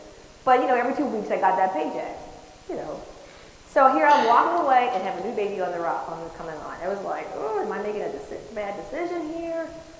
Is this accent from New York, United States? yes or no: no; San Francisco, California, United States; I'm from the Bay Area, San Francisco area.